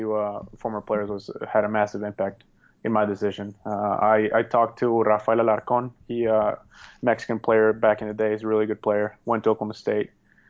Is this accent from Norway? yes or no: yes; Norway; English is a second language; because he's representing Norway and we're both from Norway.